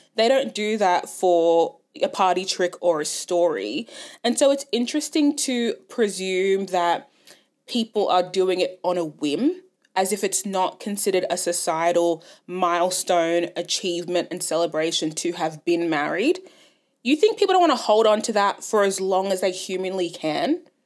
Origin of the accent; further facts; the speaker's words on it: Ghana; now in Australia; I'm Ghanaian